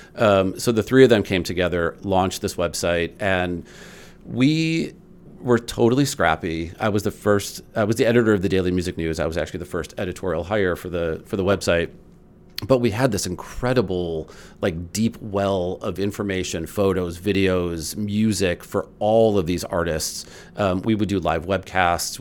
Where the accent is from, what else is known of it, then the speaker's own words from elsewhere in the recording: Highland Park, Illinois, United States; I grew up in Highland Park